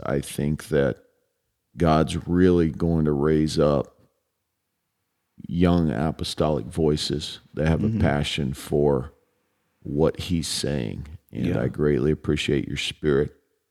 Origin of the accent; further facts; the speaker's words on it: Chicago, Illinois, United States; We're both from Chicago, my brother.